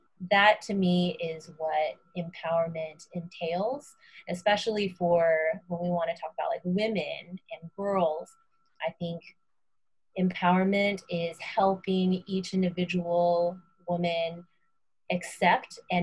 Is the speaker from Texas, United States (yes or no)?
yes; Houston, Texas, United States; moved away as an adult; also born or lived in Austin, Texas; now in Boston, United States; I was born and raised in Houston, Texas, where I'm from, but now my family and I live in the Boston, Massachusetts area